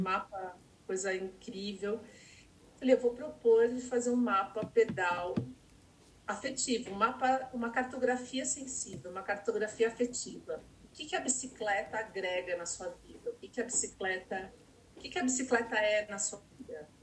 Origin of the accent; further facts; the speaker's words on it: São Paulo, Brazil; eu nasci na Vila Santa Catarina. Então, na Vila Santa Catarina, que é Zona Sul